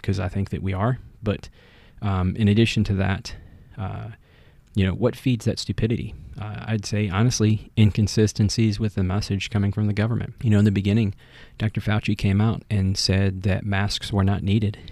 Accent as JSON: {"language": "English", "country": "United States", "said": "I am American"}